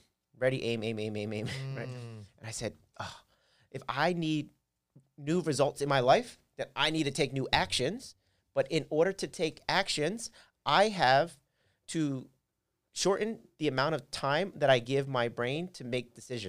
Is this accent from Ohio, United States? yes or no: no; Philadelphia, Pennsylvania, United States; Okay, well, I'm from Philly … as you mentioned. I'm from Philly.